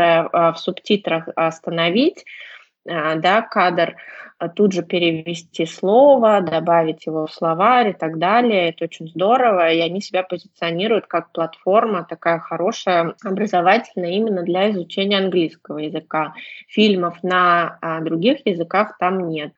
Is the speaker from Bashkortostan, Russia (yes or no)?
no; Saint Petersburg, Russia; я из Санкт-Петербурга